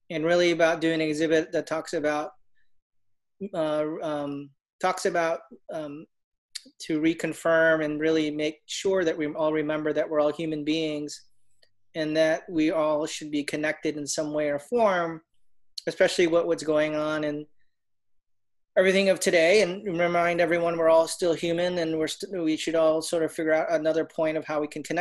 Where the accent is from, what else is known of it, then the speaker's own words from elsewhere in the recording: Orlando, Florida, United States; And um, I'm from Orlando. I live out here by Lake Nona I've uh, been here for about 15, 20 years